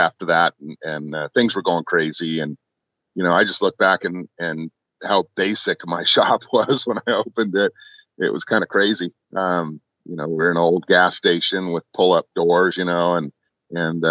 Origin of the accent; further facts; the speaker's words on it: Costa Mesa, California, United States; moved away as an adult; also born or lived in Lake Tahoe; now in Montana, United States; my hometown, Costa Mesa